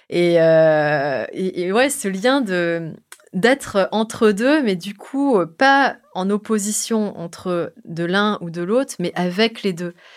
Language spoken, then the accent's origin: French; France; ma maman est indonésienne, et moi je suis née en France